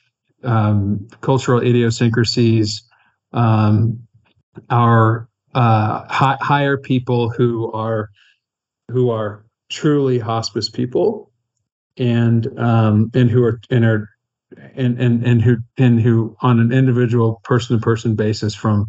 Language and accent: English; Kansas, United States; I'm from Kansas